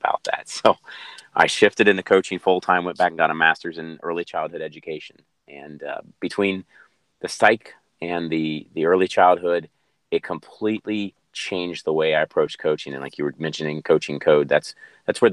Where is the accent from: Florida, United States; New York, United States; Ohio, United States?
Ohio, United States; Cincinnati; moved away as an adult; also born or lived in North Carolina; now in San Diego, United States; born and raised in Cincinnati, Ohio